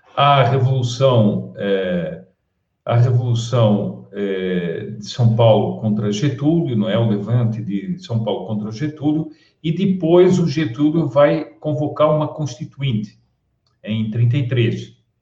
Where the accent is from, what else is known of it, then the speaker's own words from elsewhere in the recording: Portugal; moved away as an adult; also born or lived in Spain; now in Brazil; eu sou português, é, mas e há muitos anos que vivo no Brasil